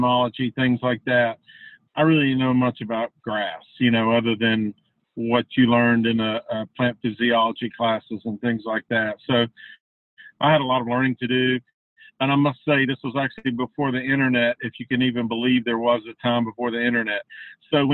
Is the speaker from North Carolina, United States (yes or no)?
yes; Charlotte, North Carolina, United States; also born or lived in Virginia Tech, Virginia; I grew up outside of Charlotte, North Carolina. That's where I live still, on a family farm.